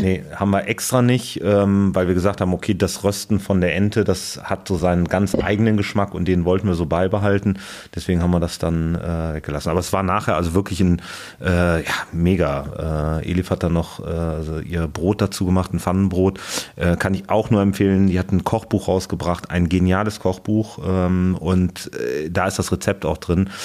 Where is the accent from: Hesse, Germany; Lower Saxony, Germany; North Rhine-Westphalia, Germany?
North Rhine-Westphalia, Germany; Cologne; now in Berlin, Germany; ich als gebürtiger Kölner